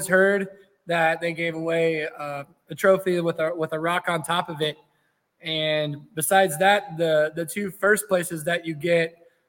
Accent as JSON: {"language": "English", "town": "Unionville", "region": "Missouri", "country": "United States", "tie": "born or raised there", "said": "Unionville's pretty much my hometown pull."}